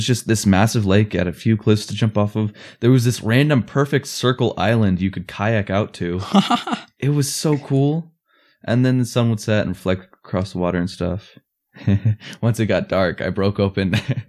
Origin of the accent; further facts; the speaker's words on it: England, United Kingdom; I mean, at least for us, and we're English.